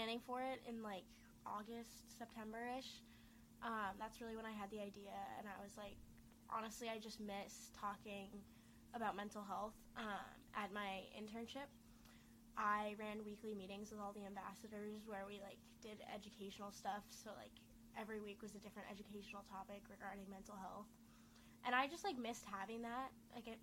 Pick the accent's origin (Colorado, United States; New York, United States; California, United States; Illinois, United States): Colorado, United States; Denver; moved away; I am from Denver, Colorado.